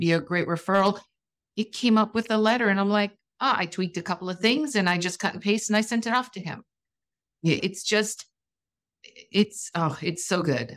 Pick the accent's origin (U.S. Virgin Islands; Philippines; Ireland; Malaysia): U.S. Virgin Islands; I'm from the Virgin Islands